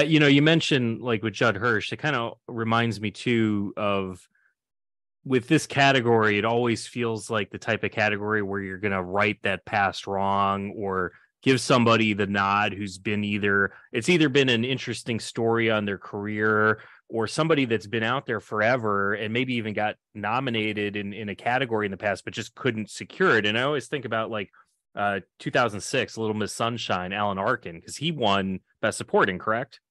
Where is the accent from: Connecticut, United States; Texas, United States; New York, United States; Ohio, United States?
New York, United States; now in Wisconsin, United States; I'm I'm originally from New York